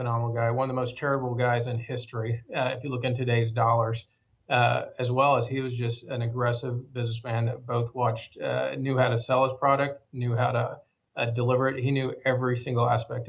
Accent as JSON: {"language": "English", "region": "Oklahoma", "country": "United States", "moved": "yes", "lives_now": "Dallas, United States", "said": "I've been here for over 41 years, so I think I'm fully transplanted from Oklahoma."}